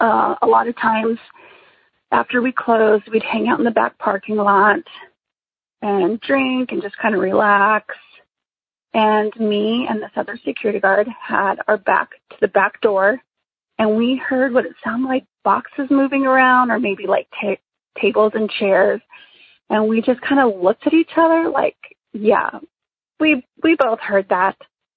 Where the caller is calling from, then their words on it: New Mexico, United States; I am calling from New Mexico.